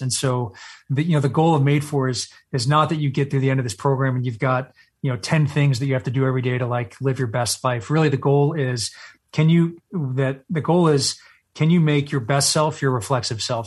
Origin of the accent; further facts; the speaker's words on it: Texas, United States; moved away; I was born and raised in Texas.